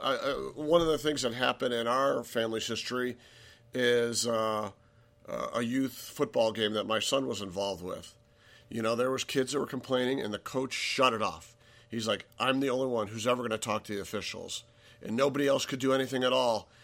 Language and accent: English; Cleveland, Ohio, United States; we're from Cleveland